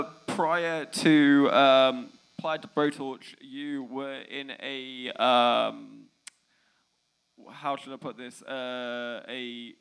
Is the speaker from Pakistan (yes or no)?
no; England, United Kingdom; I'm from England.